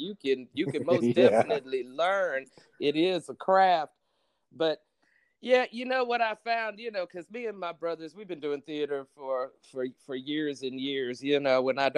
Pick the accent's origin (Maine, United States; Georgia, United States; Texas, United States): Texas, United States; Dallas; I'm from Oak Cliff